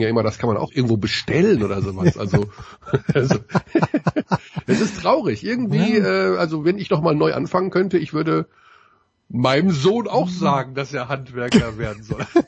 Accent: Ruhr area, North Rhine-Westphalia, Germany; Ich komme aus dem Ruhrgebiet

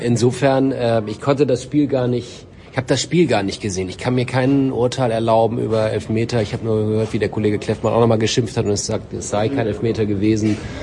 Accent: Bremen, Germany; als Bremer

